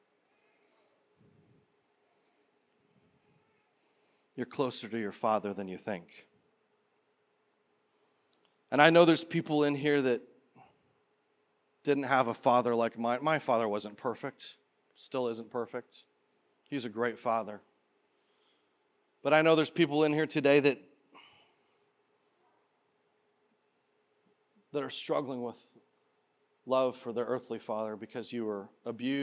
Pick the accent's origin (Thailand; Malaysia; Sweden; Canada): Canada; now in Peoria, United States; I was born in Canada